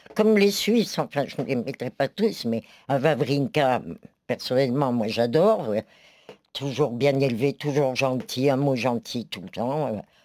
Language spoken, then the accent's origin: French; France; je suis française